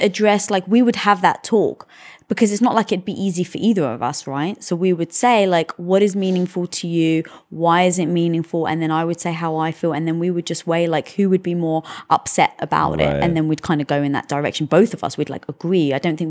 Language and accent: English; United Kingdom; obviously being British, we never celebrated Thanksgiving